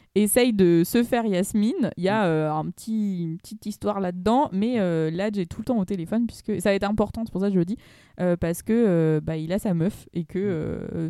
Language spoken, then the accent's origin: French; Aubervilliers, Île-de-France, France; j'ai grandi à Aubervilliers au milieu des tours